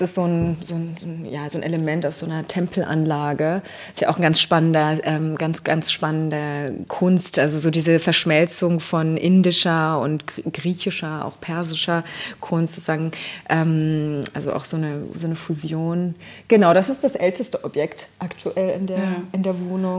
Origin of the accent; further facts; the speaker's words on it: Berlin, Germany; also born or lived in Tehran, Iran / London, United Kingdom; Ich bin in Berlin aufgewachsen